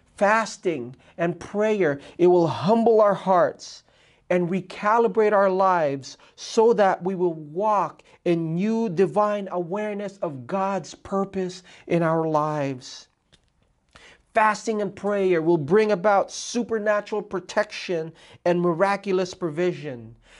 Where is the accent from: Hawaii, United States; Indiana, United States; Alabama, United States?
Hawaii, United States; in Hawaii